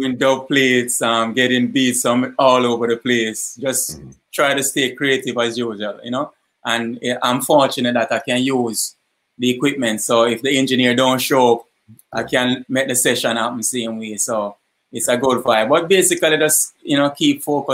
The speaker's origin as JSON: {"language": "English", "region": "Kingston", "country": "Jamaica", "tie": "born or raised there", "also_born_or_lived": "Portland, Jamaica", "said": "I moved to Kingston like as a toddler. So most of my life is in Eastern Kingston"}